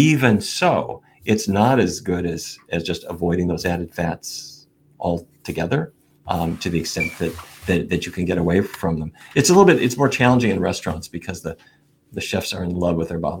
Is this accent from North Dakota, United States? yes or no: yes; Fargo, North Dakota, United States; When I was a kid growing up in Fargo